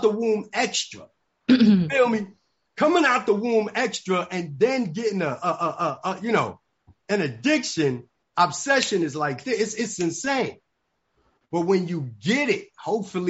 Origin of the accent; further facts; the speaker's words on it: New York City, New York, United States; moved away as an adult; also born or lived in Atlanta, Georgia; I grew up in the Bronx, New York